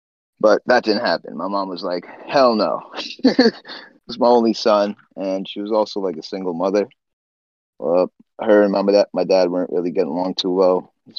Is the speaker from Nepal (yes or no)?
yes; Namche Bazaar, Koshi Province, Nepal; now in United States; I was born in Namche Bazaar, Nepal. It's in the Solukhumbu district, right? It's 14,000 feet above sea level.